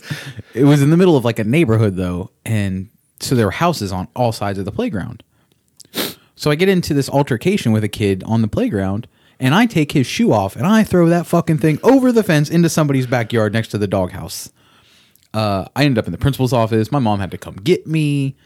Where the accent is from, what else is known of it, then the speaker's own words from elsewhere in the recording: Orlando, Florida, United States; also born or lived in Ocoee; No. I grew up in Ocoee, technically. Yeah. In Ocoee, this is when I was going to kindergarten. We lived in Ocoee. I grew up in Orlando on the east side.